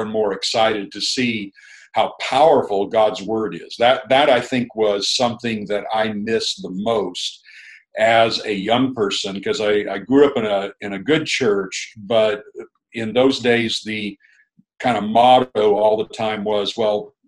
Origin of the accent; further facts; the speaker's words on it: Orange County, Southern California, United States; moved away as an adult; also born or lived in El Paso, Texas / Fayetteville, Arkansas; now in Nashville, United States; I grew up in Southern California in Orange County area, not far from Disneyland, and actually lived there until I was 48 years old